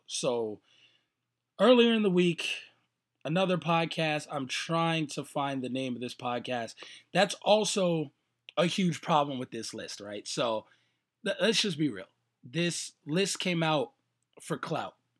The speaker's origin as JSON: {"language": "English", "region": "New York", "country": "United States", "moved": "yes", "lives_now": "Las Vegas, United States", "said": "I'm from New York. I'm from the Bronx"}